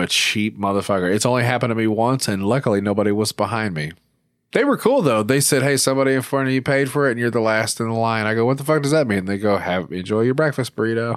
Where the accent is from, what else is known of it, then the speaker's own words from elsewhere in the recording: Arkansas, United States; my home state of Arkansas, where I ho, currently reside.